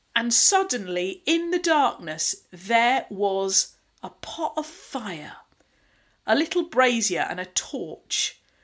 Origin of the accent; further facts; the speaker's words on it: United Kingdom; being typically British as we are